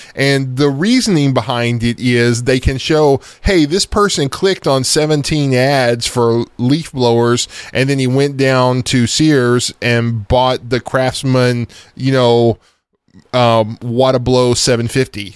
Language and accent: English; East Texas, United States; I'm from East Texas